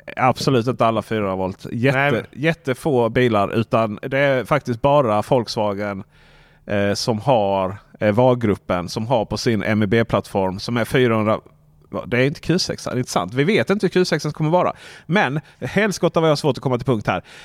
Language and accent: Swedish; Sweden; moved away; där hemma i Stenungsmåla